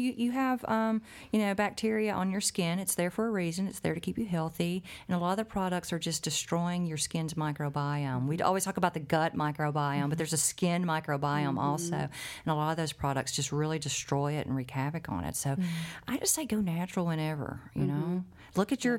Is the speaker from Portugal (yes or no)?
no; Ireland; I'm Irish.